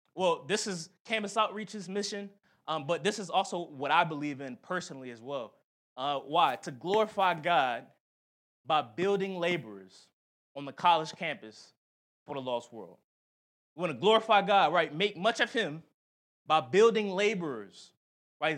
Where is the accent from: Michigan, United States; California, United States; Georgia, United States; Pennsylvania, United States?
Pennsylvania, United States; Philadelphia; moved away; we had a Philly trip. I, I showed him my, my hometown